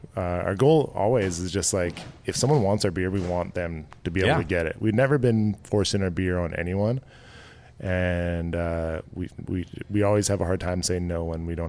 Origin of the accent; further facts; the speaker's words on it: Tsawwassen, British Columbia, Canada; we grew up on Dogwood Lane in Tawasin.